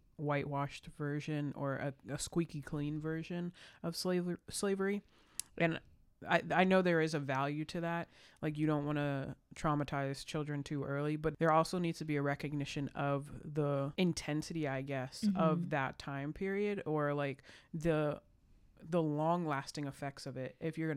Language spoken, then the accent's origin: English; Virginia, United States; we were both born and raised in Virginia